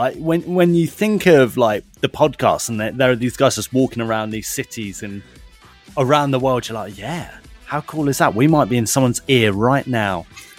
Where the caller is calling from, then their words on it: Venice, Veneto, Italy; English is a second language; For reference, I'm from Venice in Italy. But I'm in Vietnam on my summer holidays.